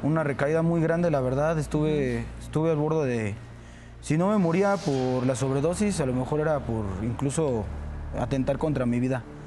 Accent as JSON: {"language": "Spanish", "region": "Mexico City", "country": "Mexico", "said": "hay personas que somos de Tepito"}